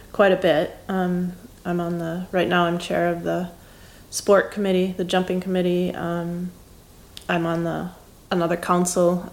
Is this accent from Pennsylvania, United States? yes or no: no; Wisconsin, United States; moved away as an adult; I grew up in Wisconsin and I basically didn't leave the Midwest